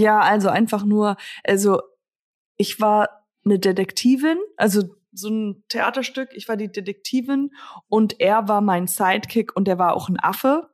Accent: Germany; hier in Höck, also in Höckritzhausen, da wo ich herkomme, ist, äh, ist ein Dorf

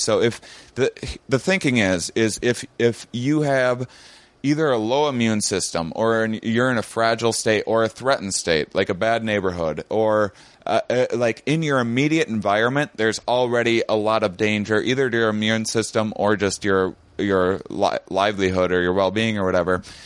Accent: La Crosse, Wisconsin, United States; I had an upbringing in my my small Wisconsin town

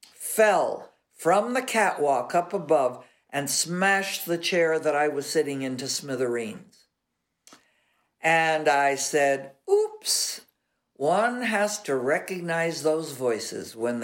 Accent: Los Angeles, California, United States; I was raised in Catholic schools all of my life. And the only reason I got out of Catholic school is because I lived up in Laurel Canyon, and there was a bus, a school bus that Hollywood High had

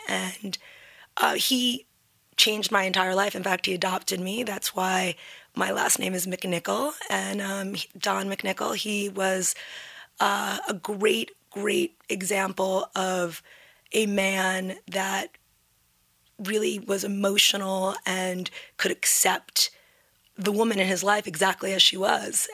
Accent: New York City, New York, United States; also born or lived in New Haven; I grew up in New York City. I was born at NYU

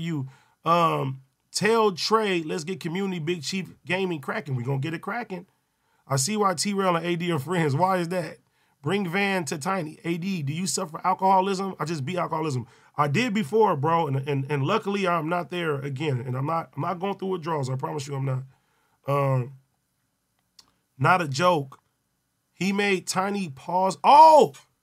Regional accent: Compton, California, United States; I'm from Compton

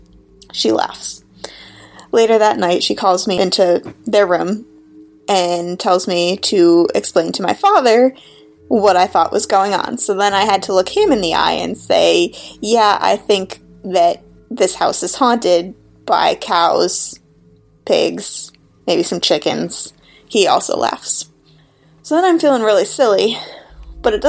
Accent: south of Buffalo, Western New York, United States; now in Portland, United States; I'm calling from Portland, Oregon, but I'm originally from Western New York, just about south of Buffalo

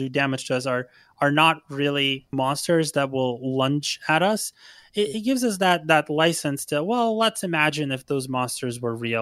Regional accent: Ukraine; now in United States; I'm actually originally from Ukraine

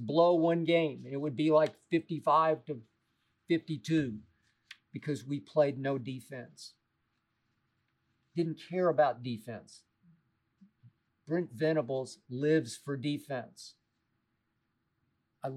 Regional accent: Oklahoma City, Oklahoma, United States; moved away; I grew up in Oklahoma City.

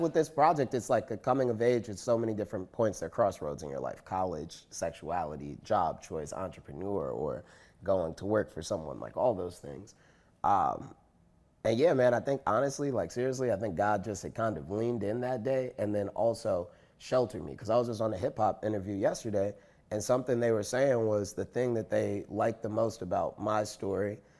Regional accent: Chicago, Illinois, United States; I went to Skinner School, even though I was from the South Side, even though, like, I lived in, you know, whatever neighborhood my parents made a way for me to go to this classical school that was on the other side of the city

